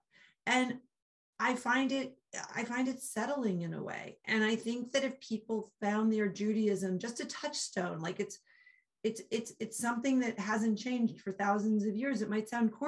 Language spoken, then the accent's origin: English; United States; I'm an American and I'm a woman